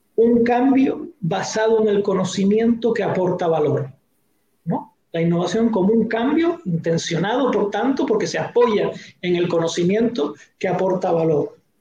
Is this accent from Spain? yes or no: yes; Canary Islands, Spain